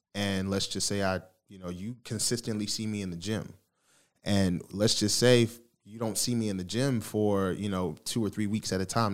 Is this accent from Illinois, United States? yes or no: no; Baltimore, Maryland, United States; moved away as an adult; also born or lived in Philadelphia, Pennsylvania; now in Texas, United States; I was born in Philly, but I was raised in Baltimore, so shout out to Baltimore that, that raised me.